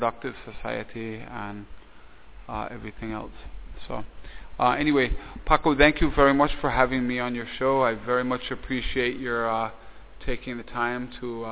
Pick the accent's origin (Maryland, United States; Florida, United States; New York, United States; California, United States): New York, United States; New York City; also born or lived in Toledo, Belize; now in San Pedro Columbia, Belize; when I was young, growing up in New York City